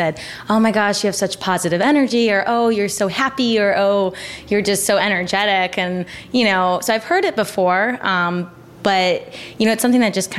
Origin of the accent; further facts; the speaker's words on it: Oregon, United States; moved away as an adult; also born or lived in Las Vegas, Nevada; growing up, I'm from Oregon.